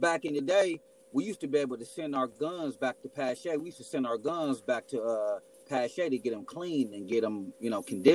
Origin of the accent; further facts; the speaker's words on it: Milwaukee, Wisconsin, United States; I'm originally from Milwaukee, Wisconsin